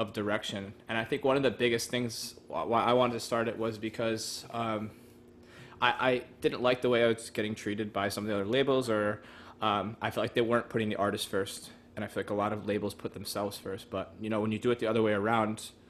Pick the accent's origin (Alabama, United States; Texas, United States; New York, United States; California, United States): New York, United States; New York City; I've lived in this area pretty much my whole life.